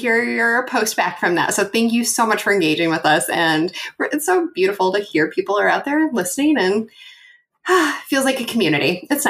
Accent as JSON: {"language": "English", "region": "Oregon", "country": "United States", "tie": "born or raised there", "lives_now": "Arizona, United States", "said": "I live in Arizona now, but I grew up in Oregon, just outside of, I'm going to say it wrong, Clackamas"}